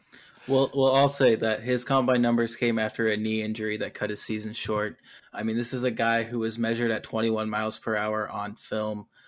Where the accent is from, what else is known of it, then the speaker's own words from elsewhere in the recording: Eastern Washington, United States; I'm from Eastern Washington. I'm from the desert, not the coast.